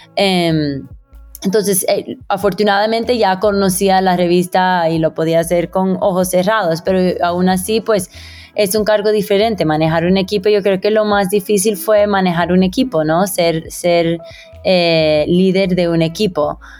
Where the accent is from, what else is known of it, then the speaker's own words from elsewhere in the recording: Miami, Florida, United States; moved away as an adult; now in Bogotá, Colombia; yo que crecí en Miami